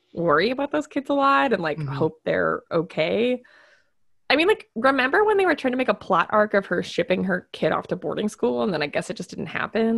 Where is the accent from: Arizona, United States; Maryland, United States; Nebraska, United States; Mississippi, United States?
Nebraska, United States; we're from Nebraska